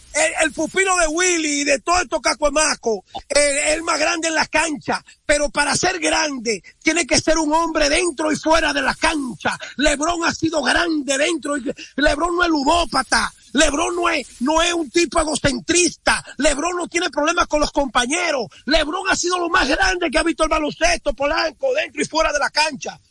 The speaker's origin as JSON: {"language": "Spanish", "country": "Dominican Republic", "moved": "yes", "said": "somos los dominicanos del exterior"}